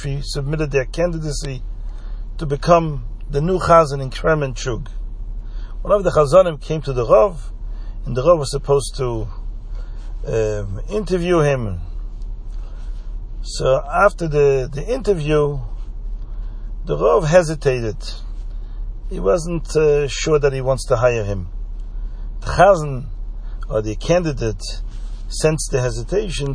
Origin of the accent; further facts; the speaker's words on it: Belgium; where I grew up in Belgium